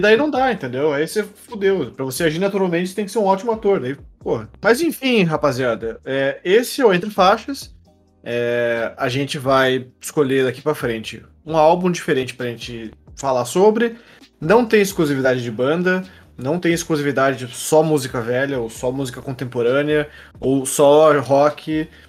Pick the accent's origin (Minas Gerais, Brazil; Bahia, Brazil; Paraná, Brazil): Paraná, Brazil; Curitiba; Nós dois somos de Curitiba